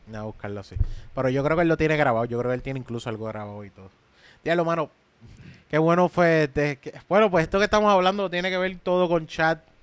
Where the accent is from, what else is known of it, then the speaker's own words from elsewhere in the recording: Levittown, Puerto Rico; Si soy de Levitown